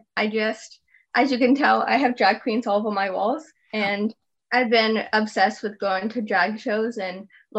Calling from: Port Orchard, Washington, United States; I'm calling from Port Orchard, Washington.

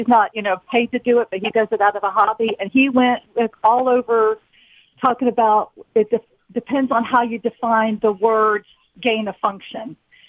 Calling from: Huntsville, Alabama, United States; I'm calling from Huntsville, Alabama.

